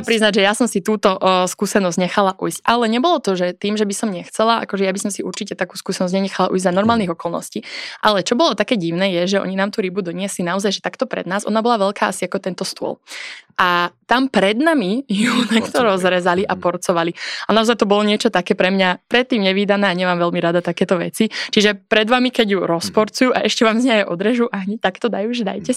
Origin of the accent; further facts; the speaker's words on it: Revúca, Banská Bystrica Region, Slovakia; now in Bratislava, Slovakia; som z Revúcej